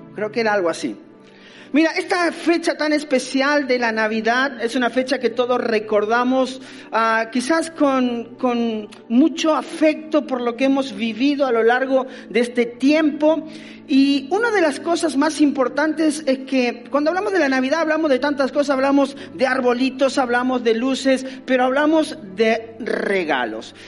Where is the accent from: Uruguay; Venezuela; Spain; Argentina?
Argentina; nací en Argentina